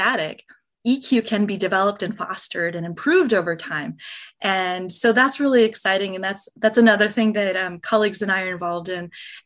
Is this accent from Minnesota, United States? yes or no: yes; Minnesota, United States; now in Arizona, United States; We're both originally from Minnesota